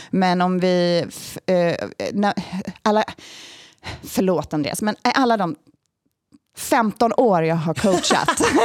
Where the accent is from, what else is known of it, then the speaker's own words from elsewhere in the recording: Sweden; jag är svensk